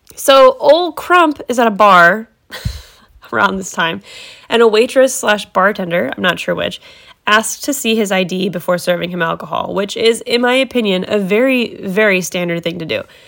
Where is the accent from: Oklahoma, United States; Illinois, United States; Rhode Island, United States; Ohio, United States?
Ohio, United States; I'm from Ohio